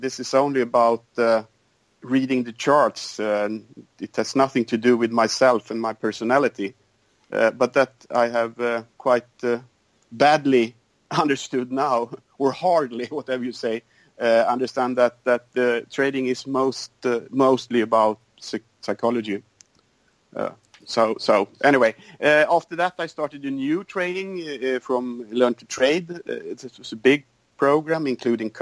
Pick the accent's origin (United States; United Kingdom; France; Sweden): Sweden; I'm from Sweden, and I live on the countryside